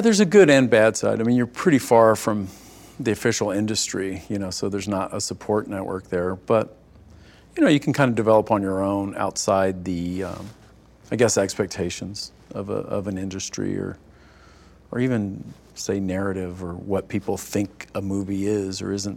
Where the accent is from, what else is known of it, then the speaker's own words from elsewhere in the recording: East Texas, United States; I grew up in in East Texas